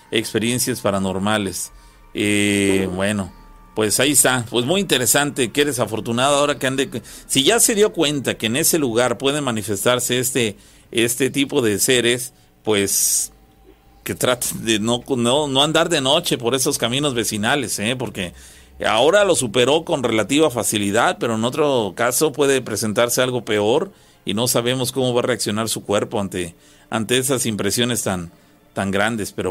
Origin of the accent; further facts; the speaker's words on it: San José La Troje, Veracruz, Mexico; now in Mexico City, Mexico; Yo soy originario de San José La Troje, aquí en Veracruz, pero actualmente radico en la Ciudad de México.